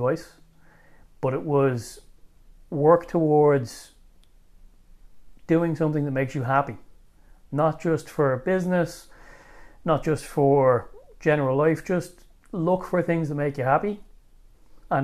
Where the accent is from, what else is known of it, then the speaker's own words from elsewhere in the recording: Ireland; also born or lived in Bulgaria; moving home and reintegrating into Irish life